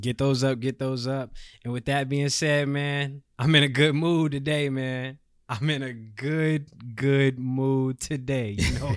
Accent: Charlotte, North Carolina, United States; my hometown is Charlotte

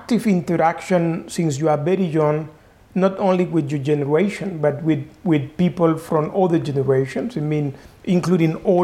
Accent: Corozal, Sucre, Colombia; moved away as an adult; also born or lived in Munich, Germany; now in Geneva, Switzerland; growing in Colombia is quite an experience, and in my case, a particular one, because I come in from a small town.

